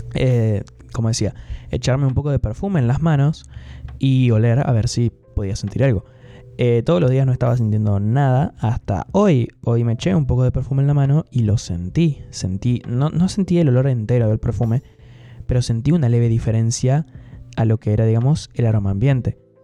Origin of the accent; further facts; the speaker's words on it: Gualeguaychú, Entre Ríos, Argentina; Mi ciudad natal Gualeguaychú